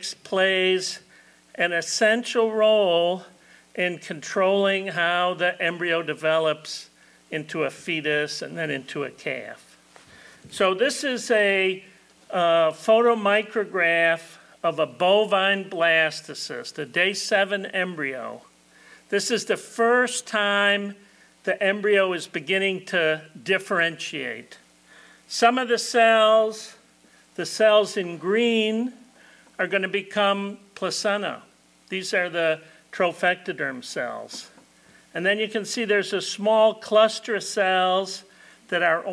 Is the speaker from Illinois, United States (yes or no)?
yes; Illinois, United States; moved away as an adult; now in Florida, United States; I've been in Florida 38 years, but I'm originally from Illinois